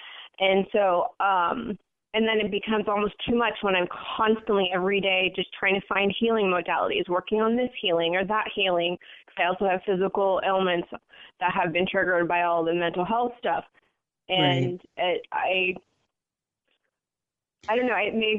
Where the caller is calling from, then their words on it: San Francisco, California, United States; I'm calling from San Francisco area.